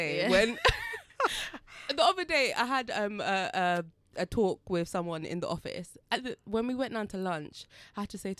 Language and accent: English; Jamaica; And then I was like, oh my gosh, I'm from Marmee Bay.